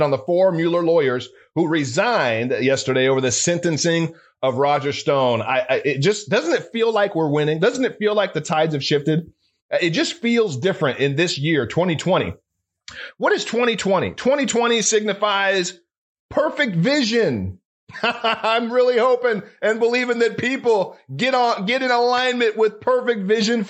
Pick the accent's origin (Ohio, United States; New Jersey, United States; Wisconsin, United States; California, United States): California, United States; moved away; It's my home state, my home city. I was born and raised there. I'm a California kid.